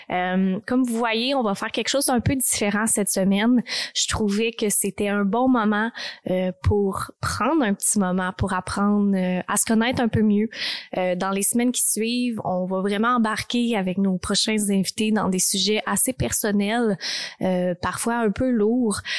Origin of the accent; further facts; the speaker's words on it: Texas, United States; Fait que j'ai grandi vraiment au Texas. J'ai vraiment eu des, des moments extraordinaires là-bas.